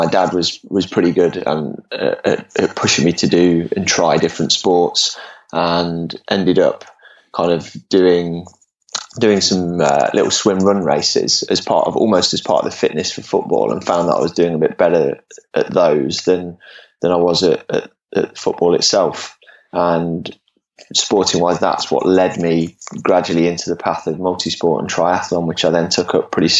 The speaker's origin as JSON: {"language": "English", "area": "Leicestershire", "region": "East Midlands", "country": "United Kingdom", "tie": "born or raised there", "said": "Well, I grew up in England, in the Midlands, in Leicestershire. I'm 40 years old now, so I was born in 78."}